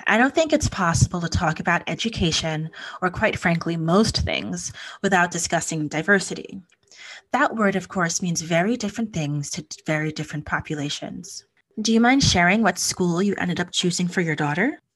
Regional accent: Hudson Valley, New York, United States; I grew up in the Hudson Valley in New York, about an hour and a half north of the city

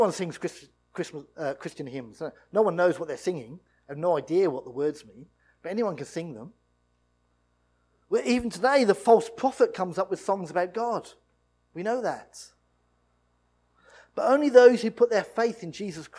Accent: United Kingdom; We're British, and we're in the church

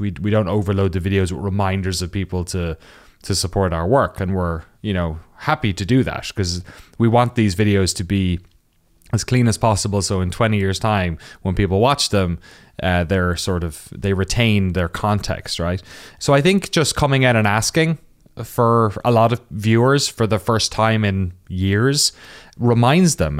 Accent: Waterford, Munster, Ireland; moved away as an adult; also born or lived in Cork; now in United States; I'm from the southeast of Ireland, a little town called Waterford

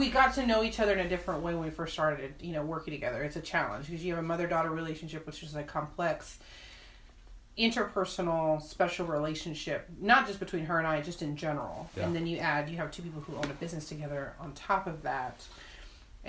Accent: San Antonio, Texas, United States; born and raised in San Antonio

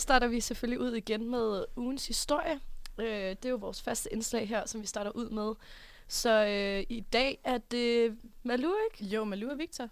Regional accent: South Jutland, Southern Denmark, Denmark; now in Aarhus, Denmark; jeg kommer jo fra Sydjylland

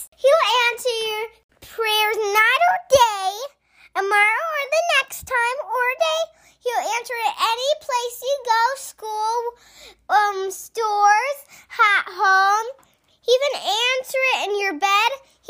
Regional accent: Pasco, Washington, United States; I'm 6 and I'm from Pasco, Washington.

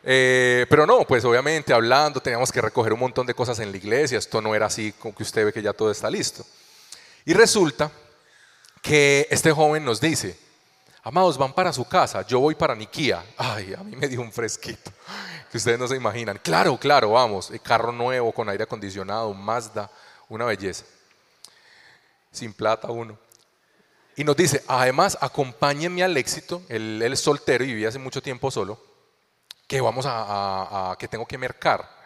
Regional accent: Colombia; also born or lived in Venezuela; Hace ocho años llegamos aquí a Colombia desde Venezuela. Yo soy colombiano, conocí al amor de mi vida en Venezuela

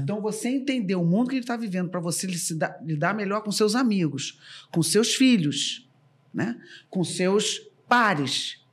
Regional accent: Rio de Janeiro, Brazil; now in São Paulo, Brazil; Somos as poucas cariocas nesse meio paulistano.

